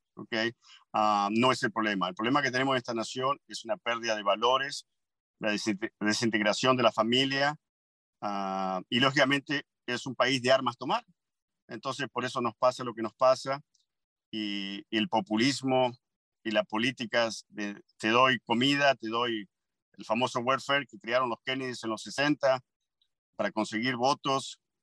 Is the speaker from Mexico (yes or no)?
no; Argentina; also born or lived in Montgomery County, United States; now in United States; yo soy argentino orgulloso. Mi primer bandera, yo juré, la, la, bandera argentina